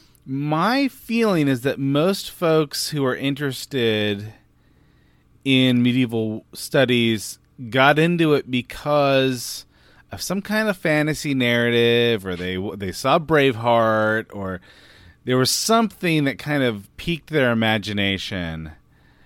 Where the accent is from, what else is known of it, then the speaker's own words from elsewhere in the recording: California, United States; also born or lived in Durham; I grew up in California